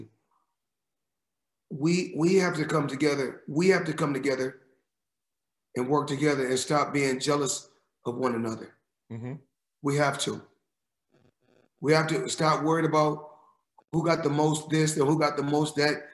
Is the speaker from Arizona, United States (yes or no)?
no; Grand Rapids, Michigan, United States; born and raised in Grand Rapids, Michigan, like myself.